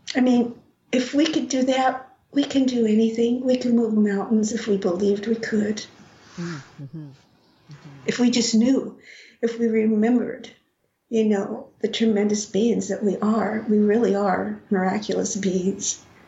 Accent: Rocky Ford, Colorado, United States; born or raised there

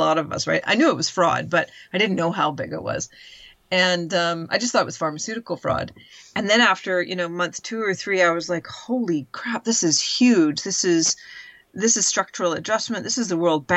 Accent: Canada; moved away as an adult; now in United Kingdom; we've grown up a very, very entitled culture. And that's all Canadians know

